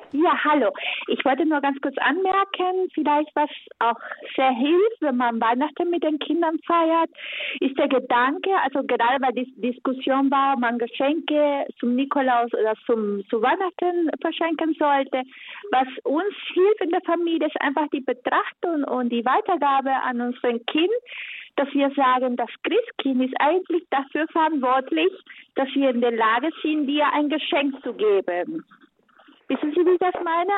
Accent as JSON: {"language": "German", "country": "Venezuela", "moved": "yes", "lives_now": "Germany", "said": "Ich komme aus Venezuela."}